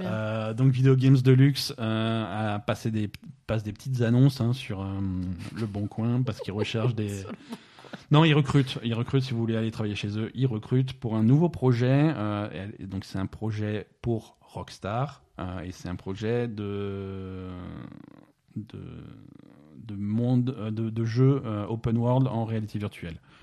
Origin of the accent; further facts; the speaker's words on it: France; chez nous en France